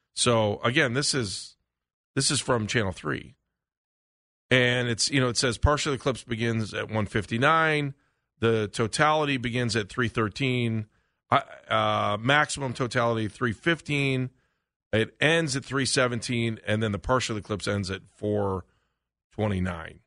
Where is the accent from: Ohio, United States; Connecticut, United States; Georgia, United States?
Ohio, United States; Cleveland; we're from Cleveland